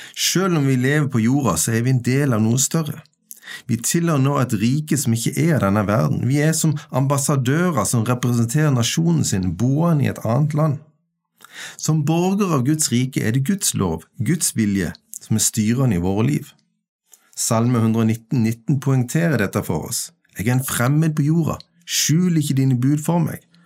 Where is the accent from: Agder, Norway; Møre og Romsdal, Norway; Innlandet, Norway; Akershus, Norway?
Agder, Norway; Kvinesdal; now in Stord, Norway; Jeg er født i Kvinesdal, bosatt på Stord i nasjonen Norge